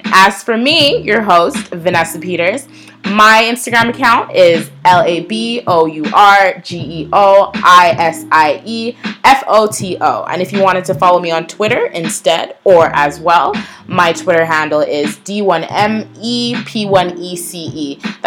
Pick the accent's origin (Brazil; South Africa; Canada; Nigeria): Nigeria; I'm Nigerian